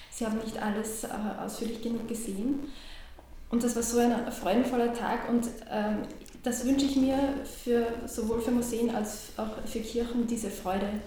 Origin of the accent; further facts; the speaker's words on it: Ramsau am Dachstein, Styria, Austria; in äh, meiner Jugend in Ramsau am Dachstein war für mich der Jugendkreis äh, sehr wichtig.